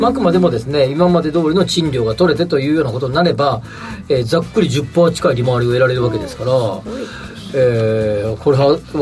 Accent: Kansai, Japan; 僕らみたいな関西出身

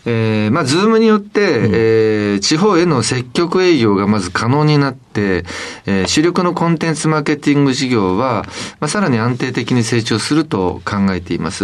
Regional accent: Kitakyushu, Fukuoka, Japan; 福岡県北九州市というところです。

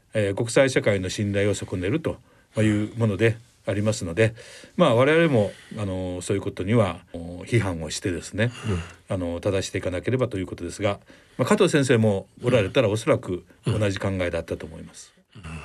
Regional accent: Kochi, Japan; 地元のですね高知県にいまして

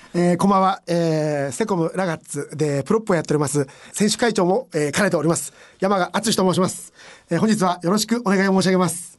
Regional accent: Saitama, Japan; 私浦和出身

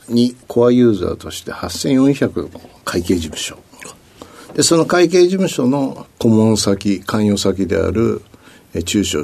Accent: Tokyo, Japan; ょうえー、東京ですね。

